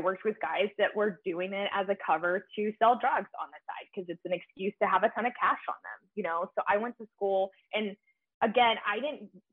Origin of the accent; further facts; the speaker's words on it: Grand Prairie, Texas, United States; I grew up in Grand Prairie, Texas